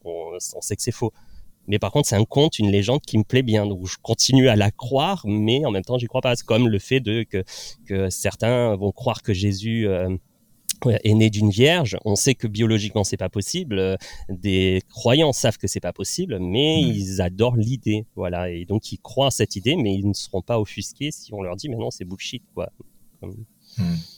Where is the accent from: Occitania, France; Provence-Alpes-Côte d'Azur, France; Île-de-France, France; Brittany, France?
Provence-Alpes-Côte d'Azur, France; La Ciotat; moved away as an adult; also born or lived in Nantes; je suis originaire du sud de Marseille, donc enfin à côté de Marseille, de La Ciotat. Donc je, suis parti vivre à Nantes